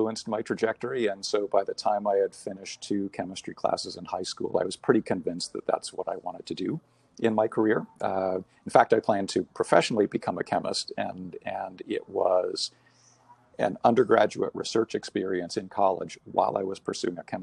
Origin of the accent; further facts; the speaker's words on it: Bahamas; moved away; I was born and raised in the Bahamas.